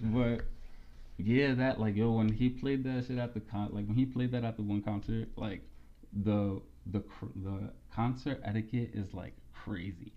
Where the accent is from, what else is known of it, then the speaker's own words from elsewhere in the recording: Allentown, Pennsylvania, United States; I grew up in Allentown